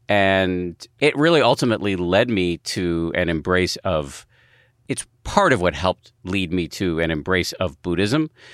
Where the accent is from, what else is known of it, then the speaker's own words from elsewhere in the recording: United States; as an American